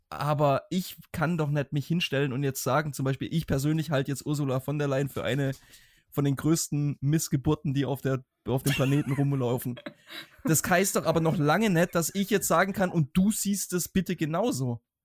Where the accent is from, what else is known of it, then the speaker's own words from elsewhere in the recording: Germany; gerade als Deutsche